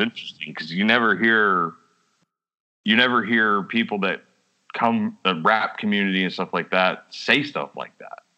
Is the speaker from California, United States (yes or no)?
no; Texas, United States; We're from Texas